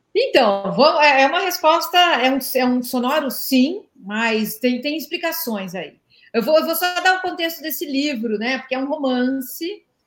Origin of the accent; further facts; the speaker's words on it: Brazil; eu cresci é, num Brasil que proibia legalmente mulher de jogar bola